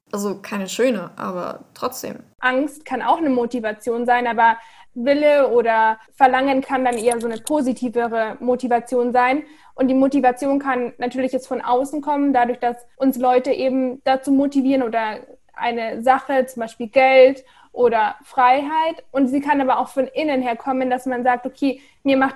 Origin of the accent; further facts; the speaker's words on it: Munich, Bavaria, Germany; ich bin ursprünglich aus München, habe aber mein Herz an die Welt verloren